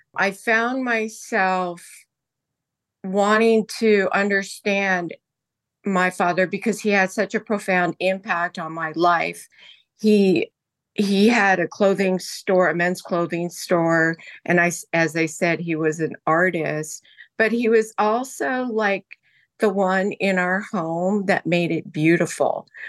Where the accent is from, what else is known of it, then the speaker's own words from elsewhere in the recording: Hawaii, United States; moved away; also born or lived in Indonesia; I was born in Hawaii